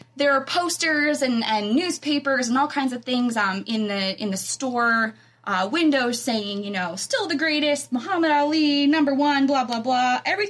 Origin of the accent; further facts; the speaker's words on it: Kentucky, United States; I know it is even greener than my hometown of Kentucky